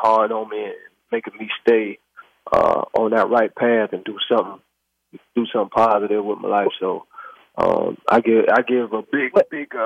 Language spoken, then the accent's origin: English; Youngstown, Ohio, United States; I'm from Youngstown, Ohio